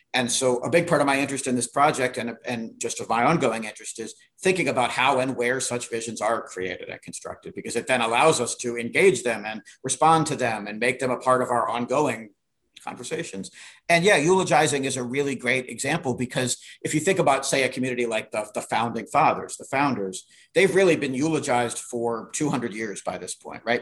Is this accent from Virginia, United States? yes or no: yes; Virginia, United States; I grew up in Virginia